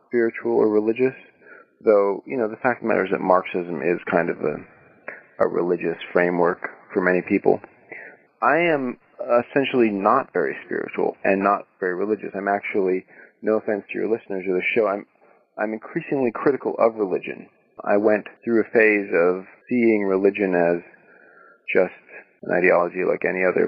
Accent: Vermont, United States; also born or lived in Maine; I was raised in Vermont, and so I was raised mostly in Vermont and on the coast of Maine

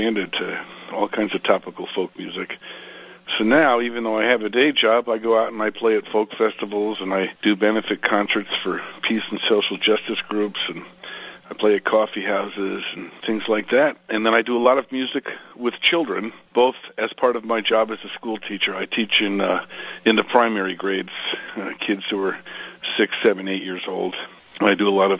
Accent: Greenwich, Connecticut, United States; moved away as an adult; also born or lived in upstate New York; now in Seattle, United States; I was born and raised in Greenwich, Connecticut, right outside of New York City

